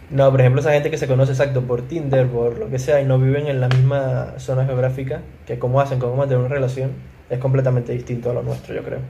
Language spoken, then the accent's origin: Spanish; Venezuela; moved away; nosotros siempre en Venezuela, el grupo siempre se mantenía activo. O sea, el grupo no se creó cuando nos fuimos de Venezuela